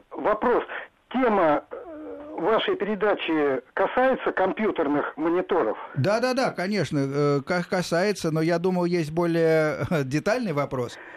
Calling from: Korolyov, Moscow Oblast, Russia; я с города Королева, Московской области.

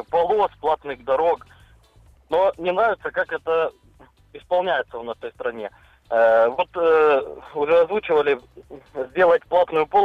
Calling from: Rostov-on-Don, Rostov Oblast, Russia

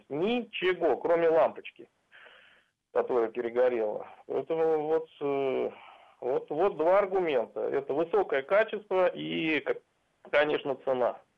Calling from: Volgograd, Volgograd Oblast, Russia; Я из Волгограда.

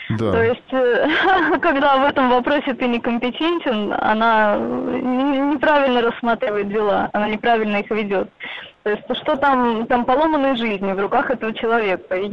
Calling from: Moscow, Russia; Здравствуйте. Я из Москвы.

